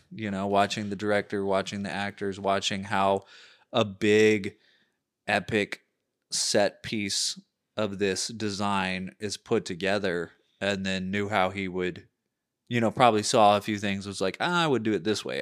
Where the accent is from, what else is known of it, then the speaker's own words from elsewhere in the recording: United States; as a culture, as an American culture